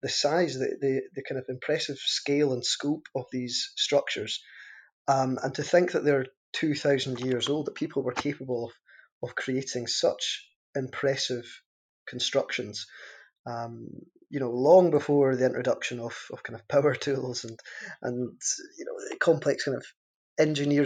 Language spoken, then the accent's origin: English; Caithness, Scotland, United Kingdom; my identity as someone from Caithness and as someone from Scotland